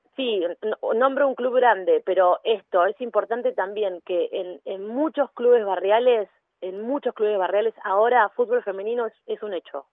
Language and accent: Spanish; Mar del Plata, Buenos Aires Province, Argentina; now in Buenos Aires, Argentina; En Mar del Plata, yo soy de Mar del Plata, en Mar del Plata ya había jugado con amigas al fútbol. Y cuando me vine a vivir a Buenos Aires